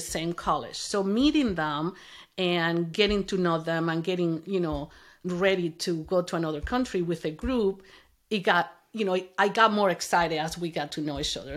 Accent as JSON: {"language": "English", "country": "Venezuela", "tie": "born or raised there", "also_born_or_lived": "Kansas, United States", "second_language": "English", "moved": "as an adult", "lives_now": "United States", "said": "I grew up in Venezuela"}